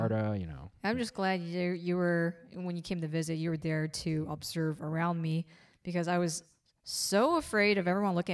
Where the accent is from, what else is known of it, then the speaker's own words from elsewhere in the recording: United States; as an American